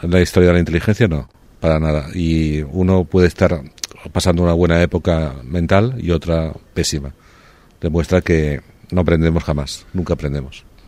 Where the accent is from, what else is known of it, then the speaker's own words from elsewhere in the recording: Barcelona, Catalonia, Spain; moved away as an adult; also born or lived in Paris; volví en diciembre a Barcelona para pasar la Navidad en casa de mis padres